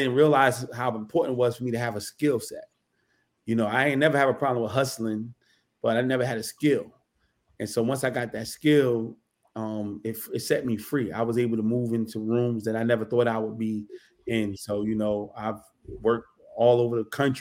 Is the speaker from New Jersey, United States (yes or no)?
yes; Newark, New Jersey, United States; I'm born and raised in Newark, New Jersey